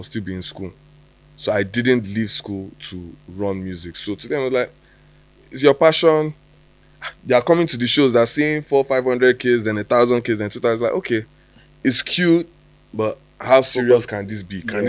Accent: Nigeria; now in London, United Kingdom; I'm only repping Niger P. I'm not from London. I don't have blue passports, anything. I just live here for the time

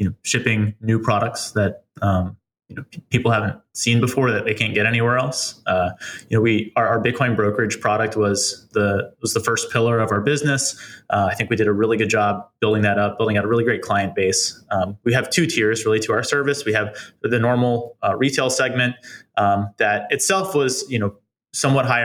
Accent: East Coast, United States; now in New York, United States; I'm not from New York, but I am from the East Coast

